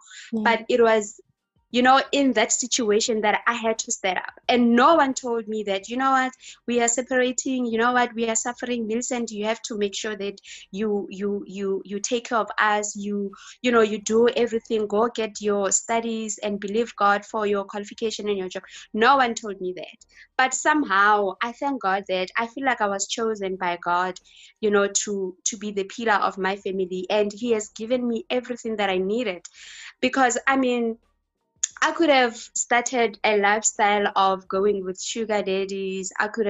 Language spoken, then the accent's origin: English; Limpopo, South Africa; South Africa, Limpopo.